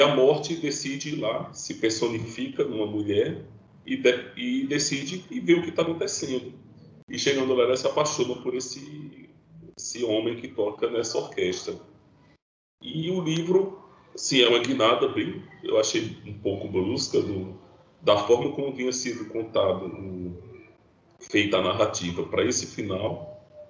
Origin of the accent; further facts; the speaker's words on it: Northeast Region, Brazil; nós que somos do Nordeste